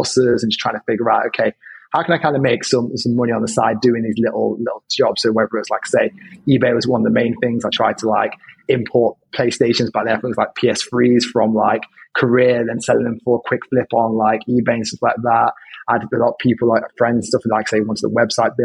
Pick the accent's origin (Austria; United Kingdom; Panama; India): United Kingdom; Derby, East Midlands; now in London, United Kingdom; previously my hometown is Derby, which is up north